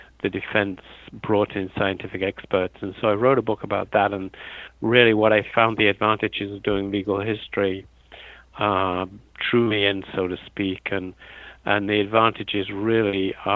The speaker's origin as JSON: {"language": "English", "region": "London", "country": "United Kingdom", "tie": "born or raised there", "also_born_or_lived": "Pennsylvania, United States", "moved": "as an adult", "said": "I'm a native of Britain, and I was born in London"}